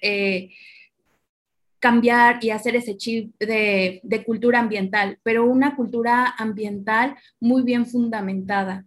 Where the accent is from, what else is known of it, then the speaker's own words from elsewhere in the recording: Morelos, Mexico; moved away; also born or lived in northern Mexico; yo soy originaria de, de Morelos, de, la eterna primavera, y realmente cuando me mudo para la, la zona semiárida